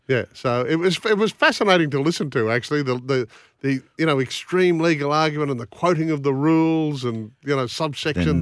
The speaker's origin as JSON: {"language": "English", "town": "Bundaberg", "region": "Queensland", "country": "Australia", "tie": "born or raised there"}